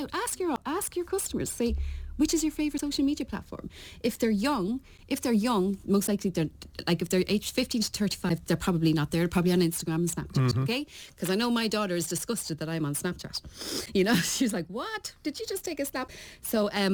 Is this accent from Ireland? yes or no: yes; Ireland; accent: Irish; moved away; There's my Irish accent. They're all slagging me about my Irish accent